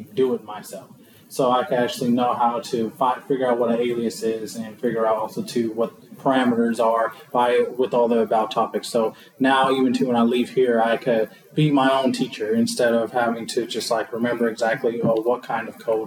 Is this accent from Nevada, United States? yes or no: yes; Las Vegas, Nevada, United States; I'm from Las Vegas, Nevada